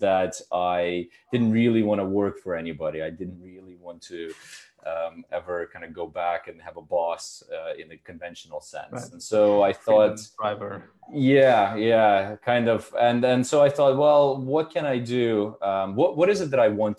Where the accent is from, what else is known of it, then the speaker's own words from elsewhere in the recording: Canada; moved away as an adult; also born or lived in Ukraine / Germany / India / United States; I was born in Ukraine, grew up in Canada